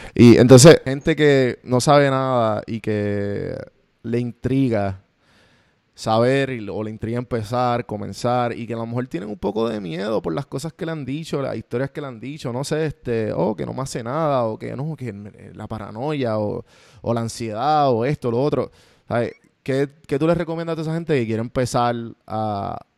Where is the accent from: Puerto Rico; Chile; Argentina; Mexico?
Puerto Rico; moved away as an adult; now in United States; los tres somos boricua